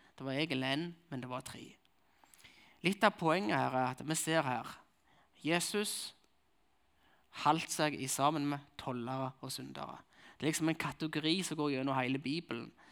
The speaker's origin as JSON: {"language": "Norwegian", "area": "Nærbø, Varhaug", "region": "Rogaland", "country": "Norway", "accent": "Jærsk", "moved": "yes", "lives_now": "Kristiansand, Norway", "said": "Jeg kommer fra Nærbø Varhaug, som det heter. Jeg kommer fra begge plasser."}